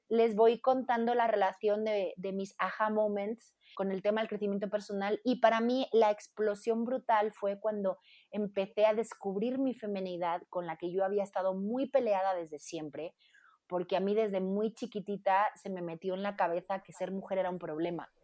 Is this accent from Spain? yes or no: yes; Spain; moved away as an adult; now in Mexico; como cantante española, compositora